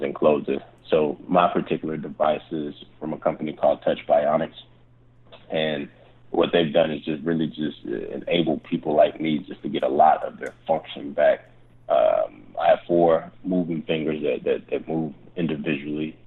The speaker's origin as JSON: {"language": "English", "town": "Charlotte", "region": "North Carolina", "country": "United States", "moved": "yes", "said": "I'm originally from Charlotte"}